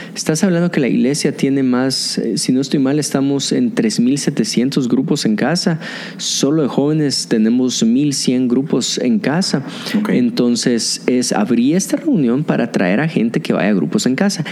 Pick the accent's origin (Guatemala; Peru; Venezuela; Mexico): Guatemala; mi gente guatemalteca